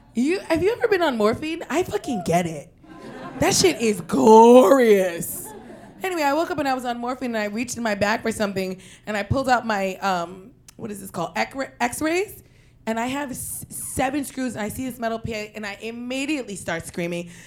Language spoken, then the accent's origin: English; New York City, New York, United States; we're from Queens